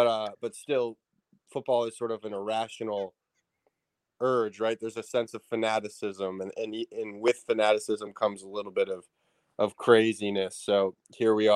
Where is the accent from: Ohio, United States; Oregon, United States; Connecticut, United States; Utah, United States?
Connecticut, United States; Southern; I grew up in Connecticut and went to boarding school in Northern Connecticut